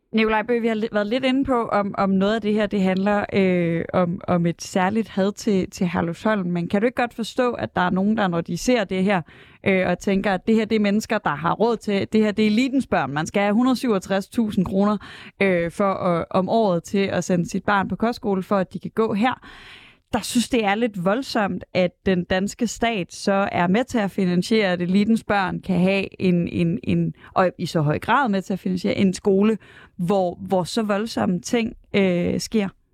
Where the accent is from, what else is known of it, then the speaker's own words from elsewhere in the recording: Aarhus, Central Denmark Region, Denmark; jeg er fra Aarhus